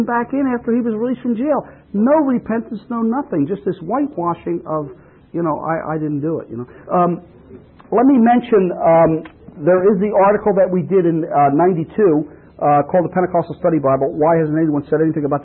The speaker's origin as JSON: {"language": "English", "region": "New Jersey", "country": "United States", "said": "I'm from New Jersey"}